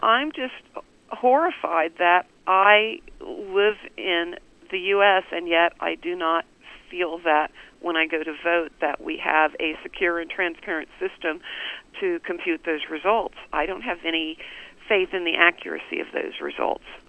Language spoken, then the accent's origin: English; Wichita, Kansas, United States; born or raised there